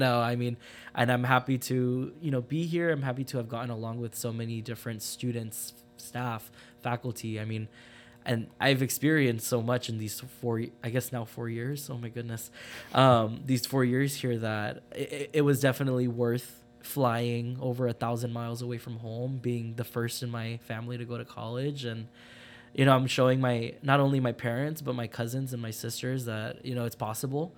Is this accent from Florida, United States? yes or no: no; Phoenix, Arizona, United States; moved away as an adult; also born or lived in Los Angeles, California; I am originally from Phoenix, Arizona. I was born in, uh, Los Angeles. Um, I went to high school in Phoenix